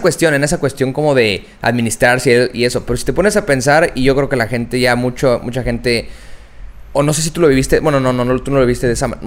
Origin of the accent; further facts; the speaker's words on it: Mexico; como buen mexicano